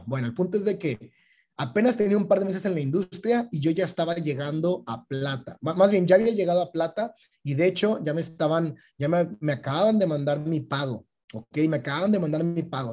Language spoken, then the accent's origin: Spanish; Mexico; cuando éramos chiquitos en México, eh, en la primaria